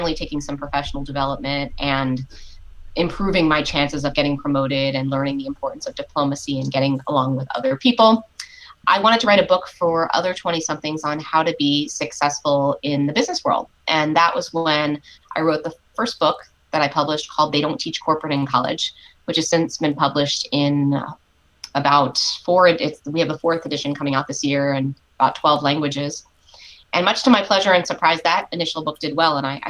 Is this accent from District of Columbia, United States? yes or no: yes; Washington, District of Columbia, United States; When I was 12 years old, I was growing up in Washington, D.C.